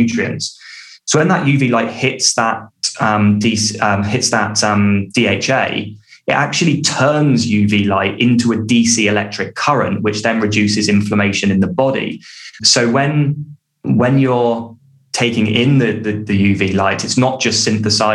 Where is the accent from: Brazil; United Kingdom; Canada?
United Kingdom; I'm British and I say sunbathing